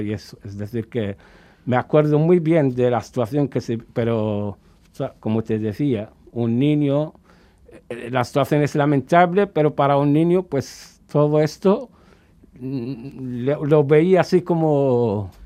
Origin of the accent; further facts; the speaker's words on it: Cuba; moved away as an adult; also born or lived in Dakhla, Western Sahara / Tindouf refugee camps, Algeria; hemos estado la mayor parte de nuestra vida allí en Cuba. Incluso a nosotros ahora, hasta en estos días, nos llaman cubarauis